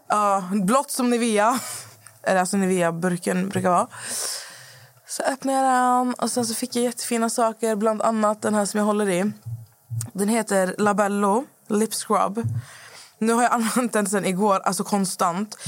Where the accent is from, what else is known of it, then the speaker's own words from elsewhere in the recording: Skövde, Västra Götaland, Sweden; moved away; när jag var hemma i Skövde förra veckan när mamma fyllde år